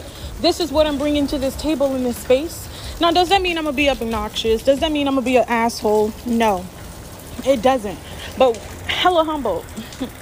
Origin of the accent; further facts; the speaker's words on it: the South, United States; I grew up in the South.